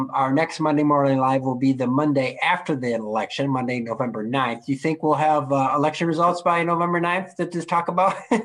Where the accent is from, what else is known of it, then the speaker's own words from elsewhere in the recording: Flint, Michigan, United States; the C.S. Mott Foundation here in Flint, my hometown, Flint